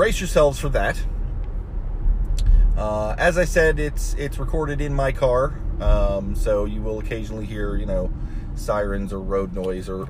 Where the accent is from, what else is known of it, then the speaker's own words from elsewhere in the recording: Ohio, United States; moved away as an adult; also born or lived in Florida; I grew up in Ohio